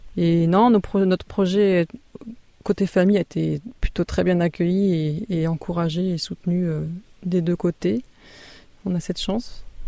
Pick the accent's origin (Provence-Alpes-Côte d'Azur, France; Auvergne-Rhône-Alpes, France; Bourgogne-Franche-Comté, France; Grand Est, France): Grand Est, France; Alsace; also born or lived in Marne; now in Ardèche, France; je suis d'origine alsacienne